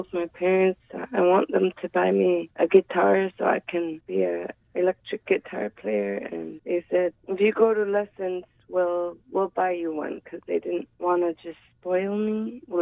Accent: Sanikiluaq, Nunavut, Canada; I'm from Sanikiluwak, Nunavut, a little island in the Hudson Bay

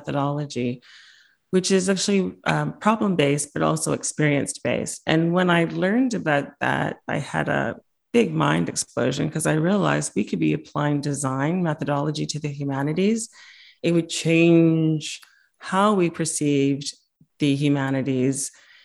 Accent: Winnipeg, Manitoba, Canada; moved away; I didn't realize how special my hometown of Winnipeg was until I went abroad

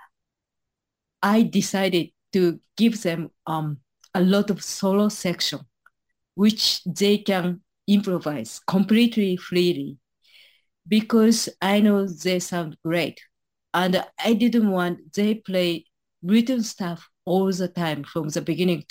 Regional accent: Japan; I was born in Japan, grew up in here in Japan

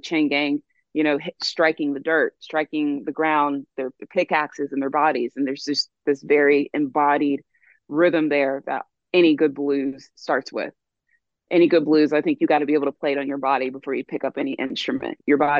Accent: the South, United States; And growing up in the South, there is a long shadow of history.

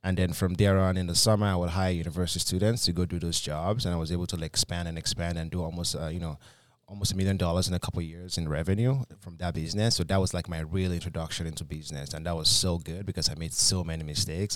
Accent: Nigeria; moved away; when I came from Nigeria, I had a bit of an, a heavy accent. Some of my accent's still there

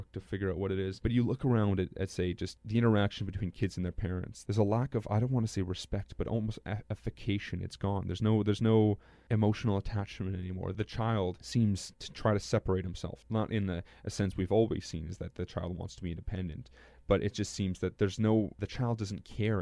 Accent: Lorette, Manitoba, Canada; growing up in Lorette

